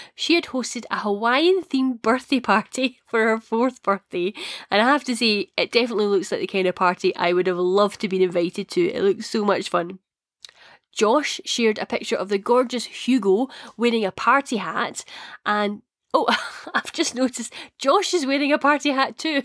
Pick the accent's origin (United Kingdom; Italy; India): United Kingdom; Scotland; accent: Scottish; my Scottish accent.